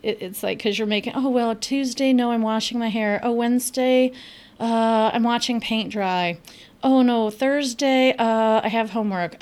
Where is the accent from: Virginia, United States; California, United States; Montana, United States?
California, United States; Los Angeles; moved away; I am originally from Los Angeles. I grew up with great tacos.